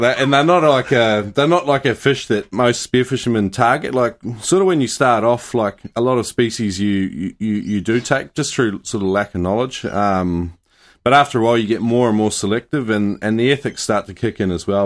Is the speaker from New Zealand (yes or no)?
yes; New Zealand; growing up in New Zealand